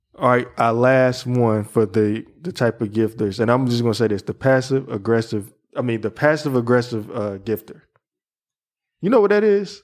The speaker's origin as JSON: {"language": "English", "region": "the South", "country": "United States", "said": "I'm from the South."}